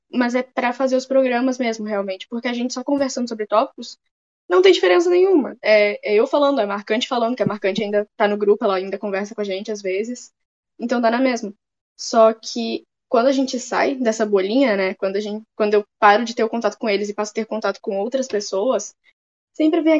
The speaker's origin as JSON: {"language": "Portuguese", "region": "Rio de Janeiro", "country": "Brazil", "tie": "born there", "also_born_or_lived": "Bento Gonçalves / Alegrete / Brasília", "moved": "yes", "lives_now": "Porto Alegre, Brazil", "said": "Eu nasci no Rio de Janeiro, do Rio de Janeiro fui morar em Bento Gonçalves. De Bento Gonçalves voltei pro Rio de Janeiro, aí fui para Alegrete depois, fui para Brasília e tô em Porto Alegre desde 2017."}